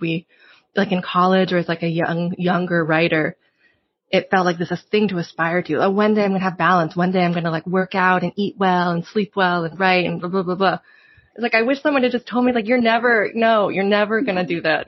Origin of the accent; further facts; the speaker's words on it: Provincetown, Massachusetts, United States; I grew up also in Provincetown, like spending kind of like half my year there as a kid.